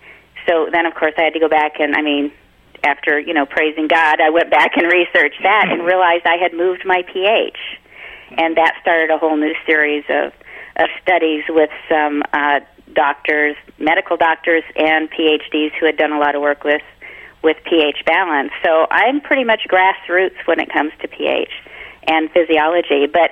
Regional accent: Canada; Oh, I'm so Canadian.

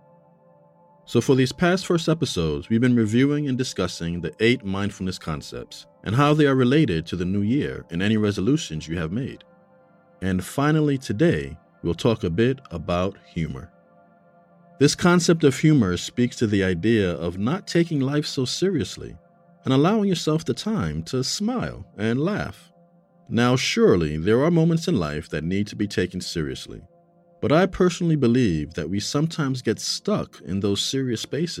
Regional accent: New York City, New York, United States; I grew up in New York City. I lived in a part of the Bronx called Castle Hill.

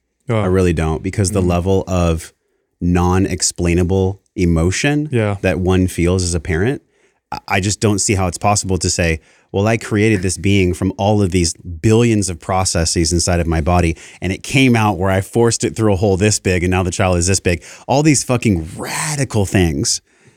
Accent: Encinitas, California, United States; I'm like, because I came from Encinitas.

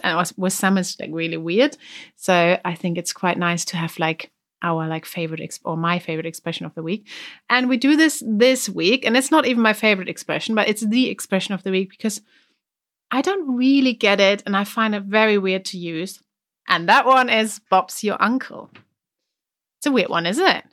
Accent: Germany; accent: German; English is a second language; I had a really strong German accent

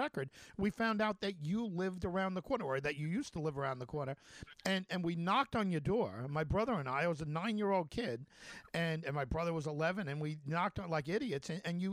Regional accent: North Babylon, New York, United States; I grew up on Kenneth Lane

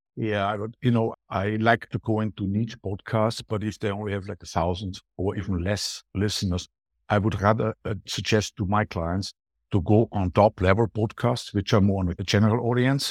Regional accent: Austria; accent: Austrian; English is a second language; moved away as an adult; also born or lived in Latin America; now in Spain; I'm from Austria

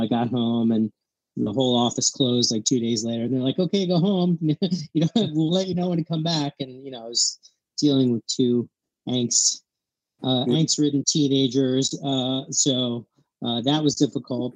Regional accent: Philadelphia, Pennsylvania, United States; also born or lived in New York City / California; I was born in New York City and grew up in Philadelphia, right downtown

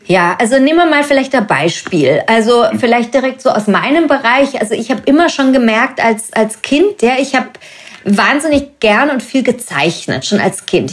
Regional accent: Germany; now in Munich, Germany; ich bin ja deutsch

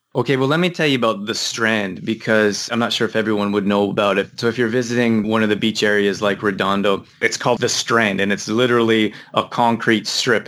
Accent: Canada; moved away; also born or lived in Midwest, United States; I grew up in Canada

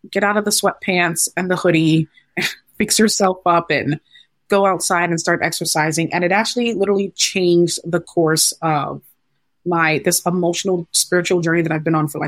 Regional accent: Ghana; I am the only girl in my family. I'm Ghanaian, and my parents are like, what what do you mean you can't do this?

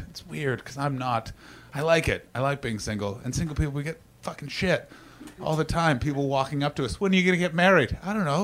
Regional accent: Canada; I'm Canadian, by the way, because all of you suddenly turned being like, "That's not a British

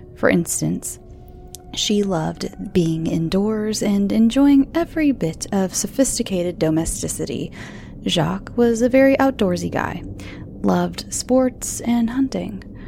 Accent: United States; I'm American

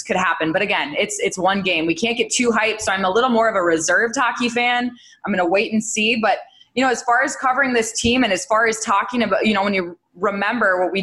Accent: Minnesota, United States; I come from Minnesota

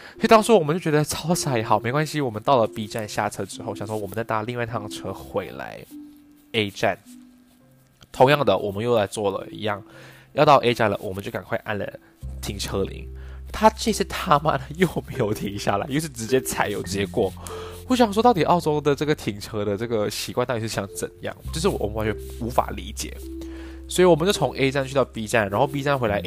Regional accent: Malaysia; moved away as an adult; also born or lived in Taipei, Taiwan / Australia; 我是来自马来西亚

